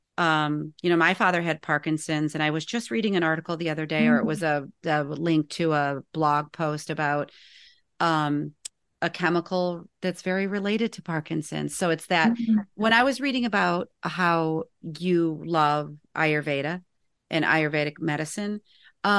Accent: Northern Indiana, United States; I grew up in Northern Indiana

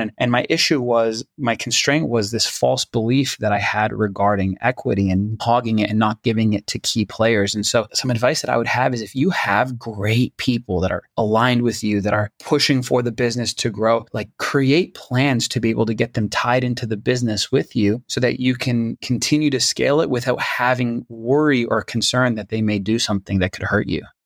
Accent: Toronto, Ontario, Canada; moved away; I'm originally from Toronto, Canada, so my family lived in Toronto

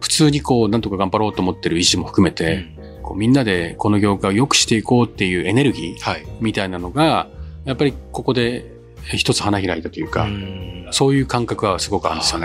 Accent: rural Niigata, Japan; moved away; 私なんか、あの、新潟の田舎の出身なんで

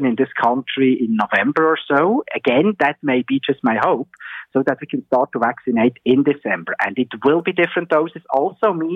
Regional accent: Switzerland; moved away; my home country, Switzerland

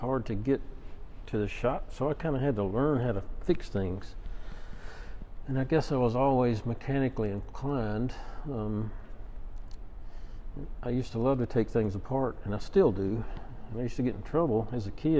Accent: Hope Hull, Alabama, United States; I'm from Hope Hole, Alabama, which is a little town about 20 miles south of Montgomery

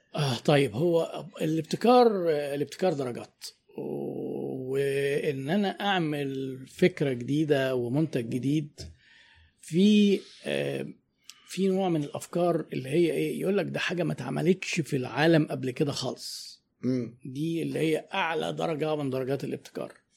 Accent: Egypt; احنا عندنا في مصر

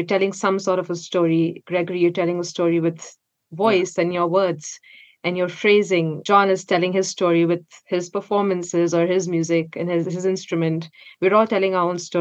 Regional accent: India; moved away as an adult; now in Seattle, United States; growing up in India

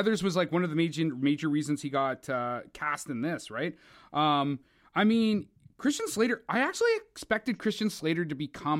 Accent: Canada; I'm Canadian. I'm so that counts. It still counts.

